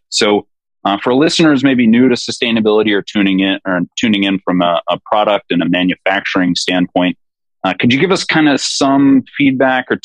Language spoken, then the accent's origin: English; Michigan, United States; moved away; I grew up uh, back in Michigan, so had a place in Grand Rapids.